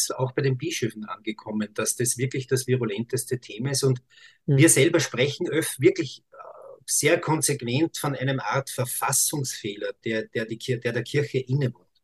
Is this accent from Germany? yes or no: no; Austria; bei uns in Österreich gibt es ja auch Stimmen